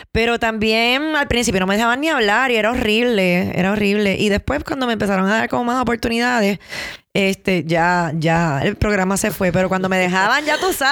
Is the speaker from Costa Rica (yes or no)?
no; Puerto Rico; yo me fui de Puerto Rico, eh, viví dos años también en Miami y regresé hace cinco años y medio a Puerto Rico.